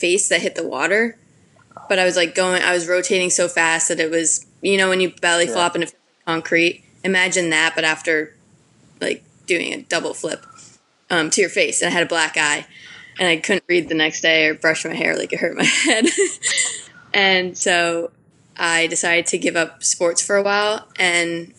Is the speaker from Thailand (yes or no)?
no; Madison, Connecticut, United States; I grew up in Madison, Connecticut.